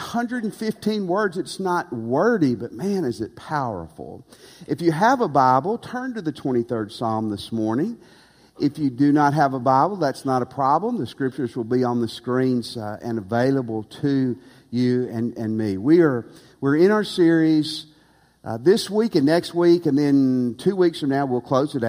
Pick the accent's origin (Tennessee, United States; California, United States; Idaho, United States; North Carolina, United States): Tennessee, United States; also born or lived in Texas; now in Louisiana, United States; I grew up in Tennessee